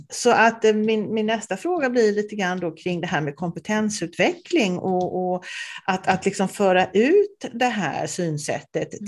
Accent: Småland, Sweden; moved away; Jag är ju också från Småland ursprungligen

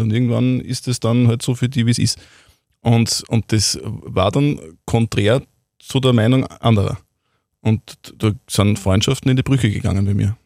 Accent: Wels, Upper Austria, Austria; bei uns in Wels am Faustballplatz

